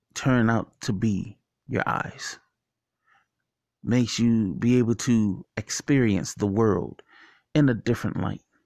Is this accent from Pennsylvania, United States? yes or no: no; Washington, District of Columbia, United States; when I was younger, growing up in Washington, D C, going to John Tyler Elementary School